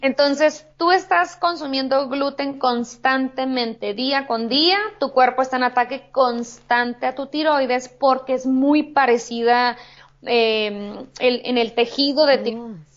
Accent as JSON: {"language": "Spanish", "town": "Hermosillo", "region": "Sonora", "country": "Mexico", "tie": "born or raised there", "also_born_or_lived": "California", "moved": "as an adult", "lives_now": "Tijuana, Mexico", "said": "en Hermosillo, en mi ciudad natal"}